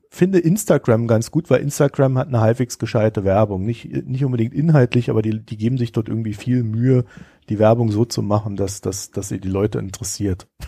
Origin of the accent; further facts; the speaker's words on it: East Germany, Germany; ich komme sogar noch aus der DDR, ja. Also es wird einfach nicht besser.